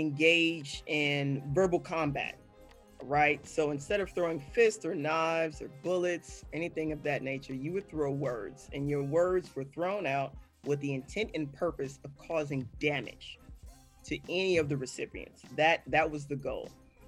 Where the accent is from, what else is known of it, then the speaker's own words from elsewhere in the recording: Chicago, Illinois, United States; I'm from Chicago.